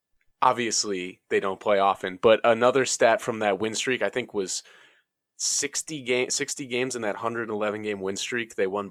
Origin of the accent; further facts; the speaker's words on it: New York, United States; I grew up in New York. You know, I played for New York.